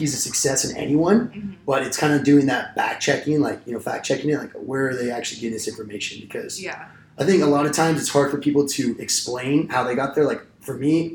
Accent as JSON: {"language": "English", "town": "Simi Valley", "region": "California", "country": "United States", "said": "I'm from like the good old Simi Valley."}